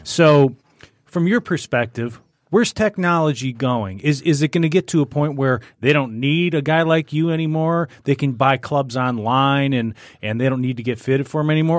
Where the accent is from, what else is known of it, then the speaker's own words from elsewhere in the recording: Macomb Township, Michigan, United States; there's a golf course I grew up playing out in Macomb Township